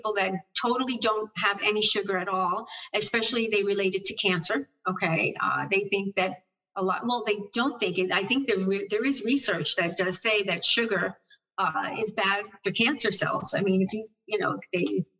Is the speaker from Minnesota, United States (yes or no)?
no; New York, United States; I'm a New Yorker